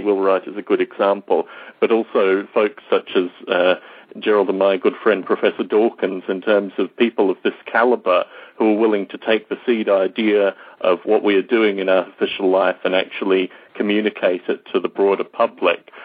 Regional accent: Australia; growing up in Australia

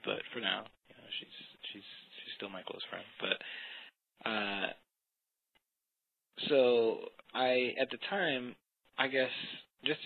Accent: Long Island, New York, United States; also born or lived in California; now in New York City, United States; grew up in New York State here. In marvelous Long Island

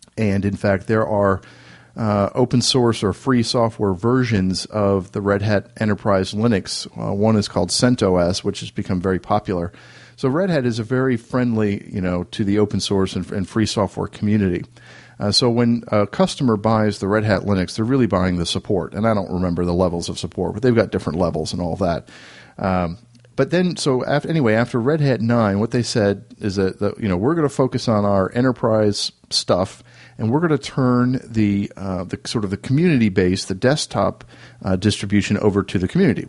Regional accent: Raleigh, North Carolina, United States; my hometown of Raleigh, North Carolina

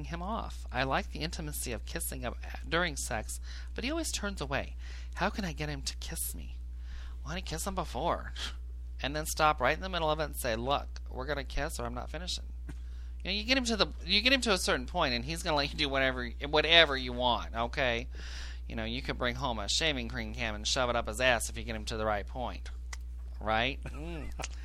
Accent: Illinois, United States; I grew up in Cornbread, Illinois

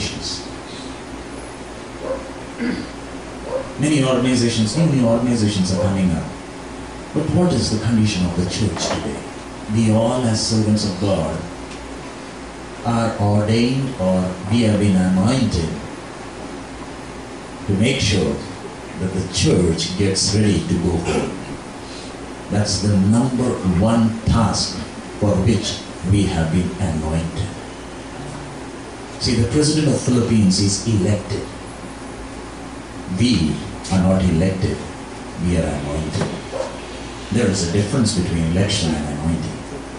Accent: India; We are basically missionaries from India

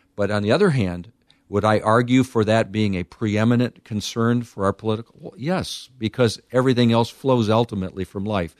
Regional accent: United States; as an American

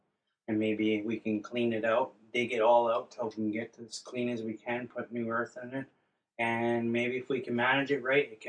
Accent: Thunder Bay, Ontario, Canada; I'm from Fort William First Nations. I lived here all my life. I was born January 14th, 1982.

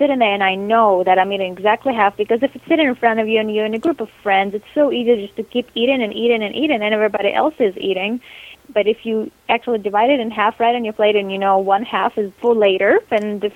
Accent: Moscow, Russia; now in Los Angeles, United States; I live in Los Angeles. I'm originally from Moscow, Russia.

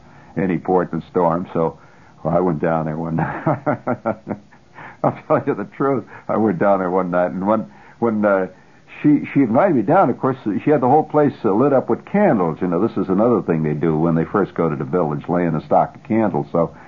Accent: New York, United States; I mean, New Yorkers are the most, let's put it this way, and I'm one of them, let's face it, I'm a New Yorker.

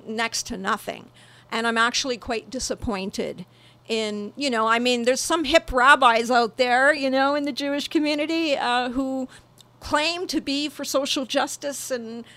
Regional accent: Canada; as a Canadian citizen, as somebody who was born and raised in this country

